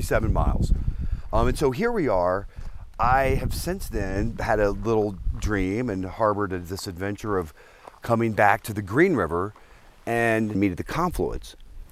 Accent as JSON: {"language": "English", "town": "New Orleans", "region": "Louisiana", "country": "United States", "tie": "born or raised there", "also_born_or_lived": "Telluride, Colorado", "moved": "as an adult", "lives_now": "Boulder, United States", "said": "I grew up in Louisiana, which is from New Orleans, and that's kind of my soul"}